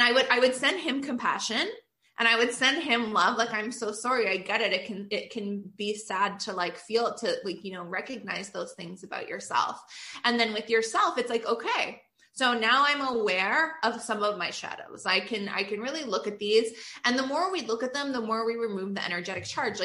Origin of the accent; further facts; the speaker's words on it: Canada; I'm Canadian